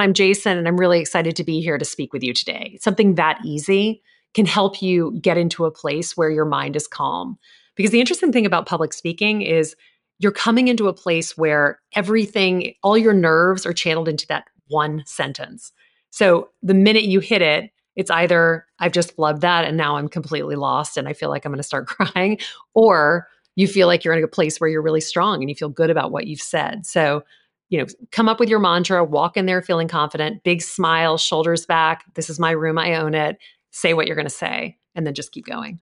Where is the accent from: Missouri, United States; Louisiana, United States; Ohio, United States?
Louisiana, United States; moved away; I grew up in Louisiana